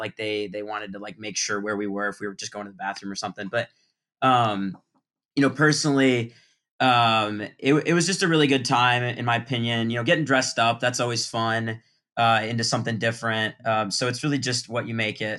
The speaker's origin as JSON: {"language": "English", "town": "Culver", "region": "Indiana", "country": "United States", "said": "four-year senior uh, from Culver, Indiana"}